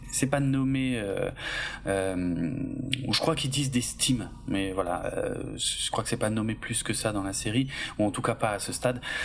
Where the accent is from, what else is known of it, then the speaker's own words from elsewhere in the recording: Alsace, Grand Est, France; je suis alsacien